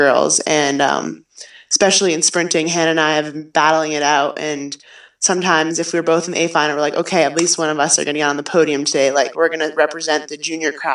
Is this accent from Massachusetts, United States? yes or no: yes; Waltham, Massachusetts, United States; now in Stratton, United States; My hometown is Waltham, Massachusetts, right outside of Boston